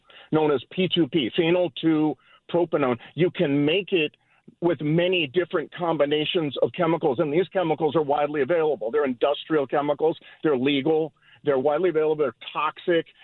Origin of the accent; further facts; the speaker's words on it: Southern California, United States; also born or lived in Bronx, New York; I'm from Southern California, but we were living in the Bronx